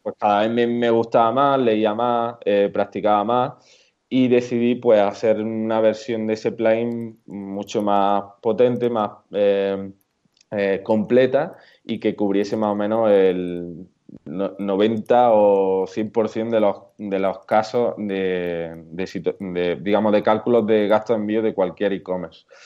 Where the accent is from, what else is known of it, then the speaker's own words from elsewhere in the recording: Córdoba, Andalusia, Spain; accent: southern; also born or lived in Málaga; now in Granada, Spain; por el acento notaréis que, soy del sur, soy de Córdoba, aunque ahora mismo vivo en Granada